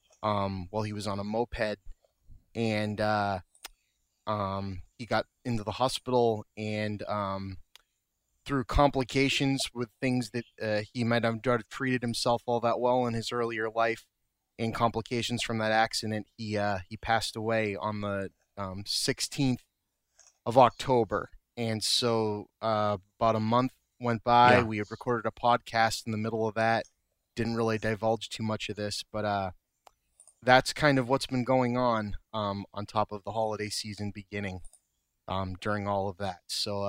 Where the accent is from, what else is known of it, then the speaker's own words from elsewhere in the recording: Lynn, Massachusetts, United States; we're a very close family. We grew up in Lynn, Massachusetts, mm-hmm. which is yeah. where I live.